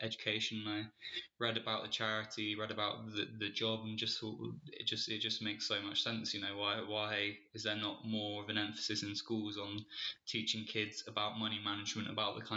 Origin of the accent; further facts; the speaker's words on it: Bristol, South West England, United Kingdom; moved away; also born or lived in Leeds; I'm from Bristol originally